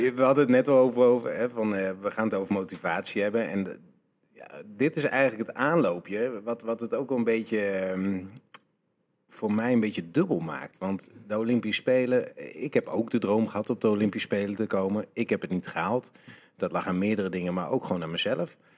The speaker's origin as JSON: {"language": "Dutch", "country": "Netherlands"}